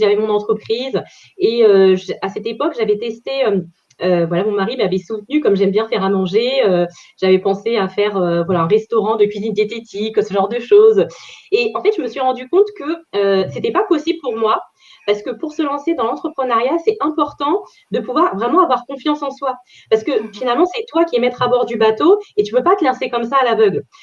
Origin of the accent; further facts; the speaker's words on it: Paris region, Île-de-France, France; région parisienne